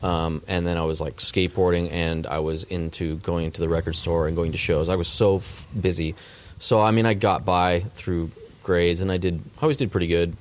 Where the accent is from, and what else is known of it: Southern California, United States; born or raised there; also born or lived in Colorado / Chicago / Dallas, Texas